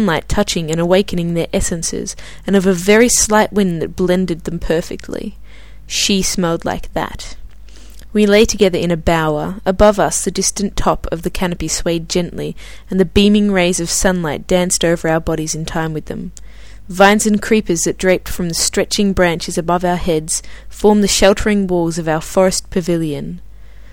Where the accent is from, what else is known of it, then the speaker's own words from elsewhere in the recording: Australia; now in Stockholm, Sweden; a fellow Australian